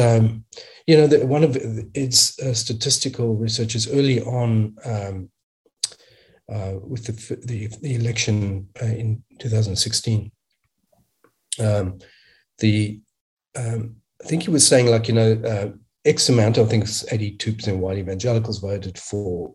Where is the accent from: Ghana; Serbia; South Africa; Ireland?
South Africa; also born or lived in Australia; now in United States; In a sense, I grew up in apartheid South Africa